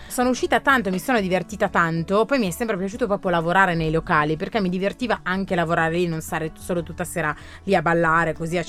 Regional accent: Graffignana, Lombardy, Italy; moved away as an adult; now in Milan, Italy; torno sempre meno a Graffignana che è il mio paese d'origine

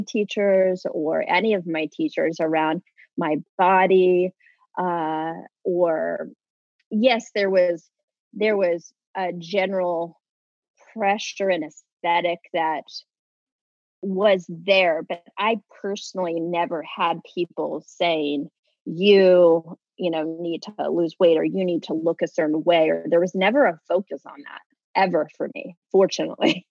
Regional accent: Kansas, United States; moved away as an adult; also born or lived in Los Angeles, California; I'm from Kansas originally.

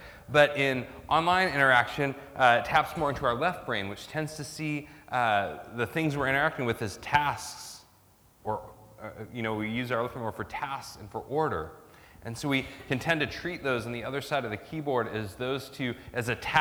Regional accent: United States; now in Australia; my home country, like kind of American individualism, right? Kind of the ideology of where I come from

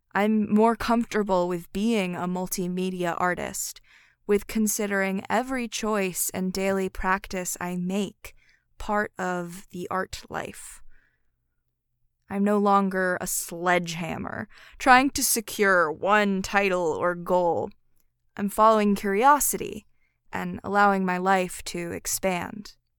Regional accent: Philadelphia, Pennsylvania, United States; Philadelphia, my hometown

